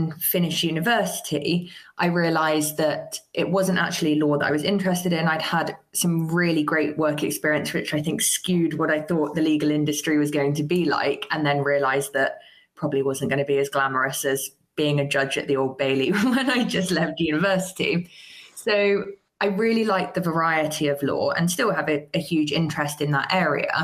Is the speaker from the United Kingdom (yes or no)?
yes; Somerset, South West England, United Kingdom; I grew up in Somerset